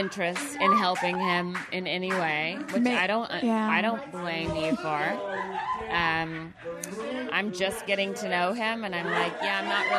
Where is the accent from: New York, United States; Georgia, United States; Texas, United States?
Georgia, United States; I grew up in Georgia